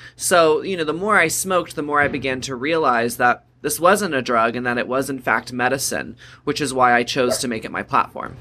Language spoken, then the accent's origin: English; Texas, United States; Growing up in Texas, there was a lot of stigma around cannabis